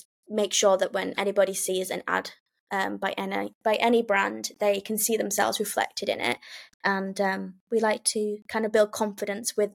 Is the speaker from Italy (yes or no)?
no; Lancashire, North West England, United Kingdom; now in Dorset, United Kingdom; I live in Dorset, but I'm originally from Lancashire, so kind of a northern girl in the south